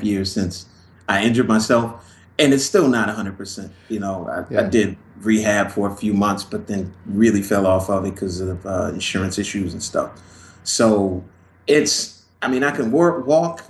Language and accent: English; Los Angeles, California, United States; moved away; also born or lived in Chicago, Illinois, United States; I grew up in Los Angeles and like in the early 70s